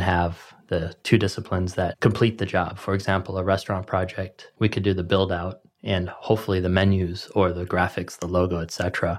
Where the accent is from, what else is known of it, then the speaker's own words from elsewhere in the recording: Midwest, United States; moved away as an adult; also born or lived in Chicago; now in Los Angeles, United States; growing up in the Midwest